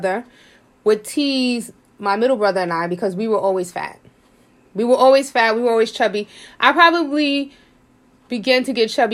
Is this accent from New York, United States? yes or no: yes; New York City, New York, United States; born and raised in Harlem, I was poor, but I never felt poor.